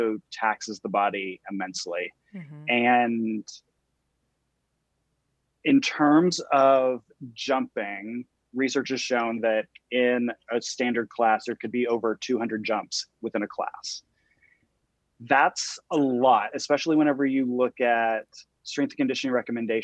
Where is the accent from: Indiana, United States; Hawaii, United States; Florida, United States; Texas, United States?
Texas, United States; moved away; I'm from Texas originally